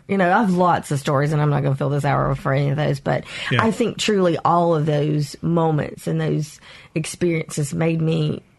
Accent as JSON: {"language": "English", "town": "Mobile", "region": "Alabama", "country": "United States", "tie": "born or raised there", "said": "You know, I did. I was one of very few Asian people, period, but Vietnamese people in all of my schools."}